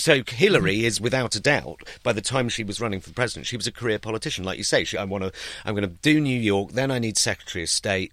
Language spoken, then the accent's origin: English; United Kingdom; I'm British and I am a political satirist